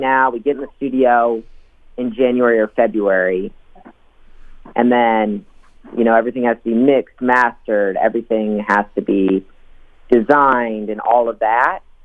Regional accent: Rochester, Minnesota, United States; moved away as an adult; now in Minneapolis, United States; I'm a Rochester kid. So I moved up to Minneapolis about eight years ago now when I graduated high school.

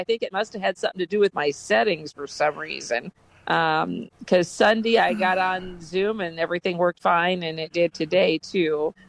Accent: Iowa, United States; now in Topeka, United States; No, I came from Iowa, but I'm in Topeka.

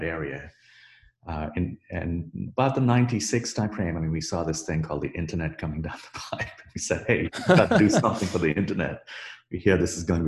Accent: India; moved away as an adult; now in United States; I grew up in India

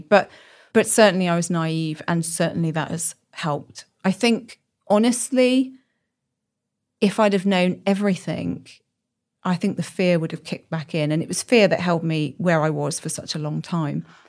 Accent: Birmingham, West Midlands, United Kingdom; moved away as an adult; also born or lived in north of England; now in Oxford, United Kingdom; I'm from Birmingham originally.

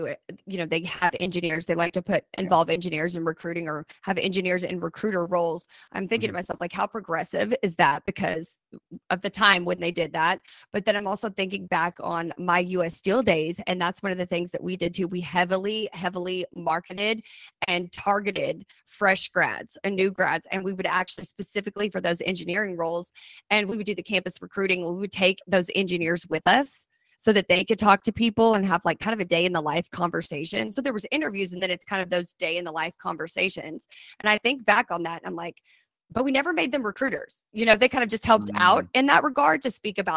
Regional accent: Odessa, Texas, United States; I come from Odessa, you know, oil and gas country

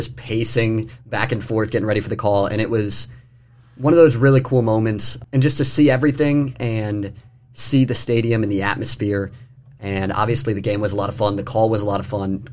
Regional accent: Lansing, Michigan, United States; I grew up in Lansing, so I'm from the area

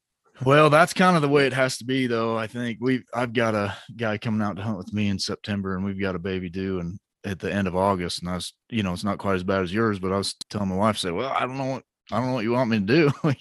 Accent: Utah, United States; growing up in Utah

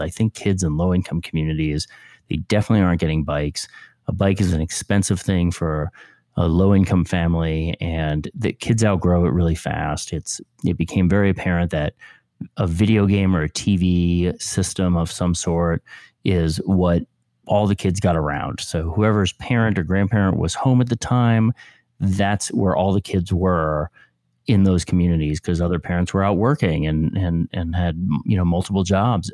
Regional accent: Westchester, New York, United States; I grew up in Westchester, New York

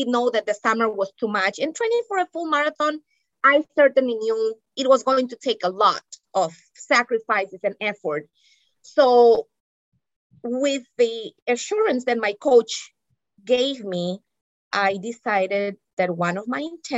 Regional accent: Barranquilla, Atlántico, Colombia; moved away as an adult; also born or lived in New England, United States; now in United States; I grew up in Barranquilla, Colombia, where it is hot and humid

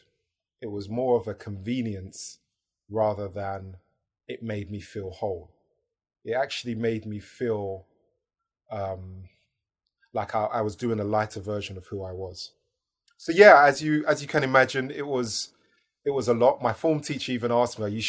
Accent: United Kingdom; my own version of being African British

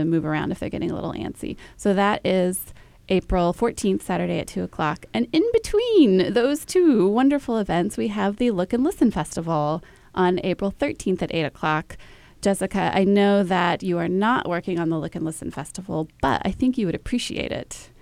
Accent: Dallas, Texas, United States; I grew up in Dallas

